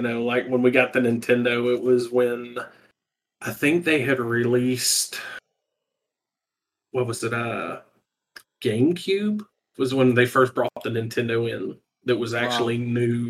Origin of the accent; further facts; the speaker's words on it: South Georgia, United States; also born or lived in southern US states; I'm from the southern US. I grew up in South Georgia